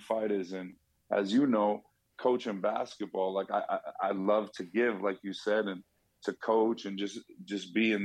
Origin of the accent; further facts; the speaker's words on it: Boston, Massachusetts, United States; moved away as an adult; now in Las Vegas, United States; growing up in Southie